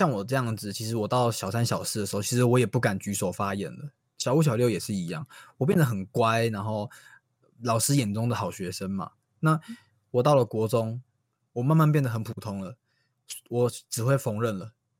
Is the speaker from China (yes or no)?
no; Taiwan; 我土生土长台湾人，竟然有这种外语班的，